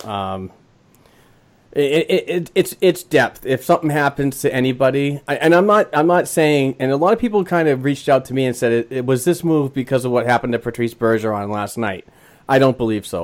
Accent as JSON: {"language": "English", "town": "Boston", "region": "Massachusetts", "country": "United States", "tie": "born or raised there"}